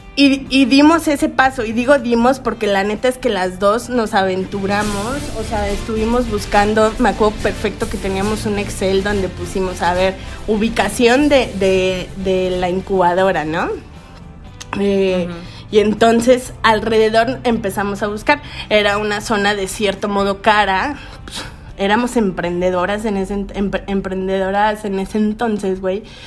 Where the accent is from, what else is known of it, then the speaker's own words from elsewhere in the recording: Veracruz, Mexico; also born or lived in Mexico City / Xalapa, Veracruz; yo nací en entonces Distrito Federal